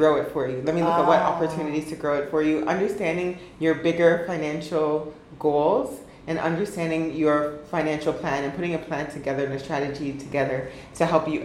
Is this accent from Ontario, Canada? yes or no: yes; Ottawa, Ontario, Canada; growing up in Ottawa